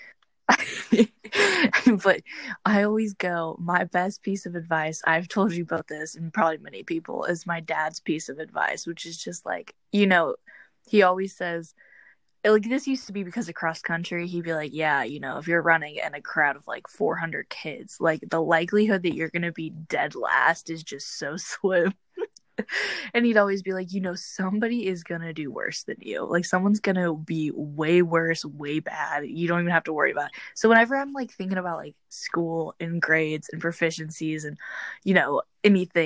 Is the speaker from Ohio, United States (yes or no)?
no; Indiana, United States; I'm from Indiana